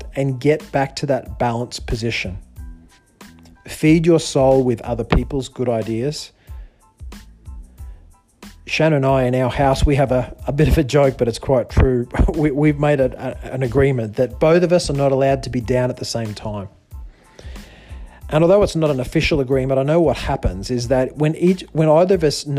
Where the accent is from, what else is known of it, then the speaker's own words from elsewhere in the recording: Australia; moved away; also born or lived in China; I'm a Westerner. I grew up in Australia